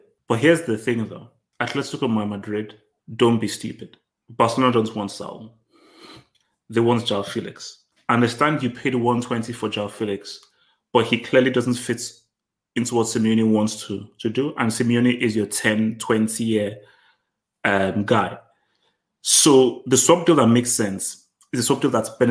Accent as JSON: {"language": "English", "country": "Nigeria", "said": "I'm Nigerian"}